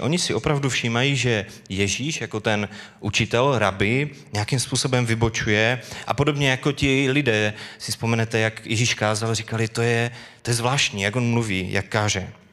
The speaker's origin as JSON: {"language": "Czech", "town": "Bohumín", "region": "Moravian-Silesian Region", "country": "Czechia", "tie": "born or raised there", "moved": "as an adult", "lives_now": "Karviná, Czechia", "said": "Bydlíme v Karviné, kam jsme se přestěhovali, jsme původem z Bohumína"}